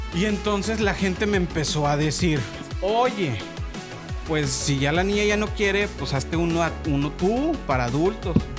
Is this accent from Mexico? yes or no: yes; Guadalajara, Jalisco, Mexico; nos encabrona más que nos digan jalisquillo